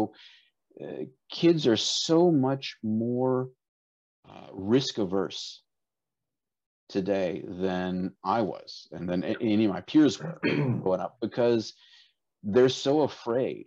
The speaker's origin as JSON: {"language": "English", "region": "South Georgia", "country": "United States", "tie": "born or raised there", "also_born_or_lived": "Dallas, Texas / Kazakhstan", "moved": "yes", "lives_now": "Tallahassee area, United States", "said": "I grew up in South Georgia"}